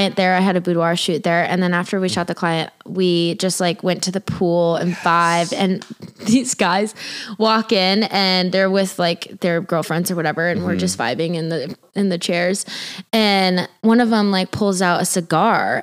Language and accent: English; Montana, United States; now in Los Angeles, United States; I was in my hometown